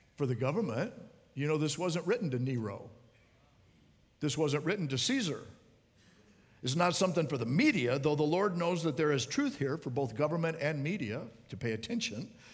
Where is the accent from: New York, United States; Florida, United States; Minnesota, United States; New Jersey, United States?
Florida, United States; Miami; I'm from Miami